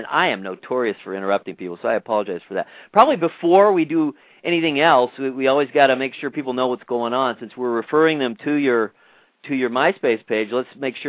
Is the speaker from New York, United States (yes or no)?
no; Los Angeles, California, United States; I am. I don't live there now, but I was born in the San Pedro Hospital, so